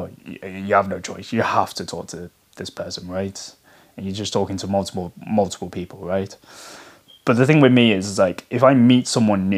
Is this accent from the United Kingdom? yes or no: yes; United Kingdom; I'm like British Asian